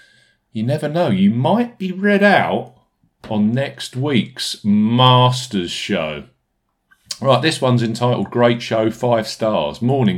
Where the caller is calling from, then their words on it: Bude, South West England, United Kingdom; I'm a postman from Bude in Cornwall, and I look forward to your great stats, picks, and analysis on all events every week